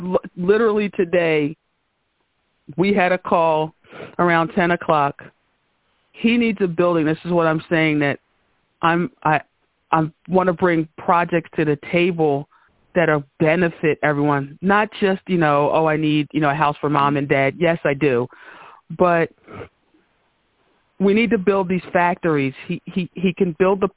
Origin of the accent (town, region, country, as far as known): New Jersey, United States; born or raised there